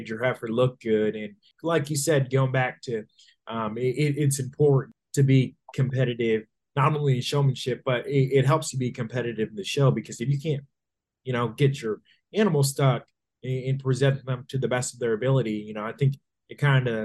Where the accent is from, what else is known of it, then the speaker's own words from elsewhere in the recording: Minnesota, United States; now in Texas, United States; Although I'm from Minnesota, they certainly have taken me in as now a Texas resident